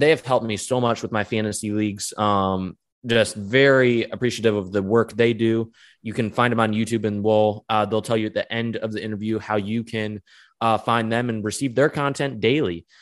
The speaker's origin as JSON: {"language": "English", "region": "Michigan", "country": "United States", "said": "I'm from Michigan"}